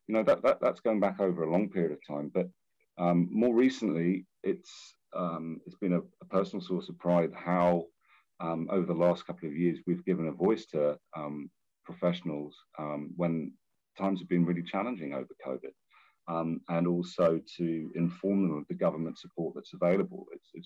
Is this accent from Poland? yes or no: no; Hong Kong; also born or lived in London; Look, my family's from New Zealand. I grew up in Hong Kong. I went to school and uni and worked in London for many years.